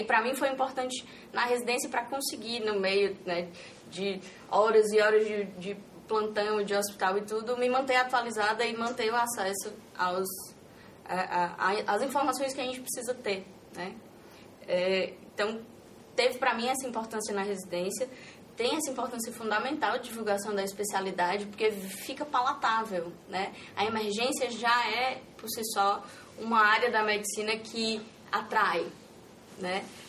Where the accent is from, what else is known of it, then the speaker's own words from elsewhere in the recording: Ceará, Brazil; Eu sou do Ceará